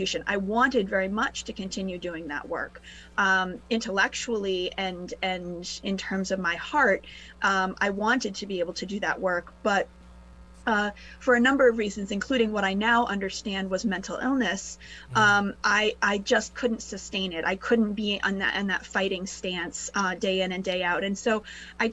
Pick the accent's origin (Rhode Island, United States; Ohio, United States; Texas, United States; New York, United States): Rhode Island, United States; I grew up in Rhode Island